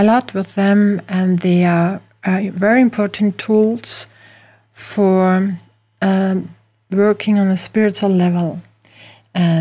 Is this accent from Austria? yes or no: yes; Austria; accent: Austrian; English is a second language; I'm from Europe, from Austria, as you can hear from my accent.